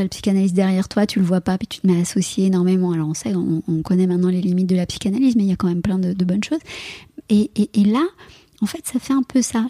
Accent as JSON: {"language": "French", "country": "France", "said": "chez, moi, chez nous, en France"}